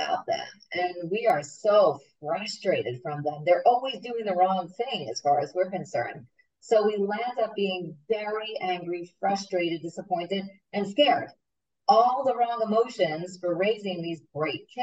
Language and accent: English; New York, United States; moved away; I'm from New York